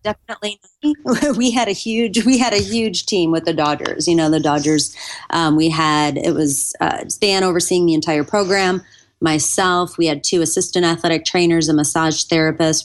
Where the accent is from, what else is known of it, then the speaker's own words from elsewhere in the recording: Buffalo, New York, United States; I grew up in Buffalo, New York